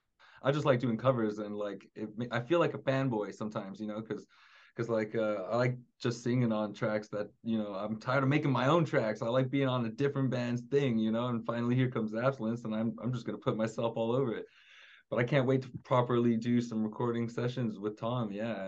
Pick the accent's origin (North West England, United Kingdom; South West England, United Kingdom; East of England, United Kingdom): North West England, United Kingdom; accent: Scouse; moved away; I'm actually a Scouser, you know. I tried to get rid of my accent. I thought it would be gone by now, but I've been here for 15 years, you know.